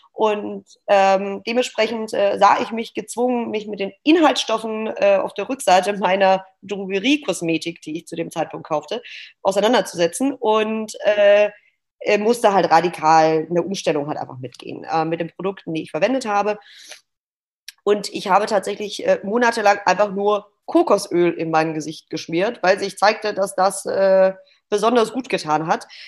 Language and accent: German; Stuttgart, Baden-Württemberg, Germany; moved away as an adult; now in Hamburg, Germany; ich bin gebürtige Stuttgarterin, lebe seit drei Jahren hier in Hamburg